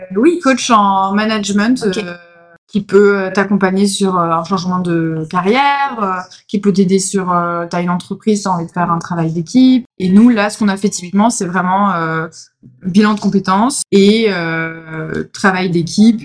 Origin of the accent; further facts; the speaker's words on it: Grenoble, Auvergne-Rhône-Alpes, France; moved away as an adult; now in Marseille, France; j'étais de Grenoble